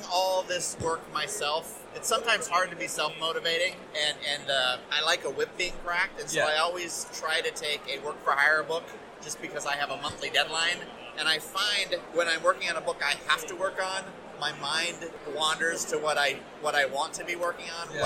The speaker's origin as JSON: {"language": "English", "country": "United States", "said": "as an American"}